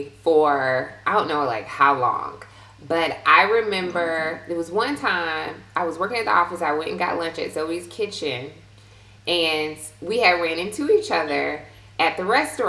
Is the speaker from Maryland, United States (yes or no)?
no; Milledgeville, Georgia, United States; moved away as an adult; growing up in Milledgeville